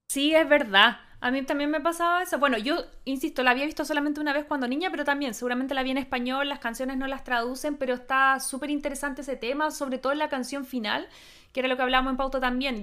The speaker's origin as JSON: {"language": "Spanish", "country": "Chile", "said": "nuestra experiencia como chilenas"}